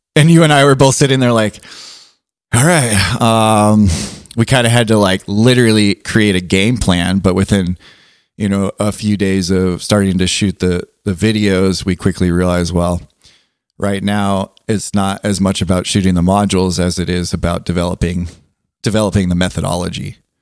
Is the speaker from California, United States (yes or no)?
yes; Southern California, United States; being from Southern California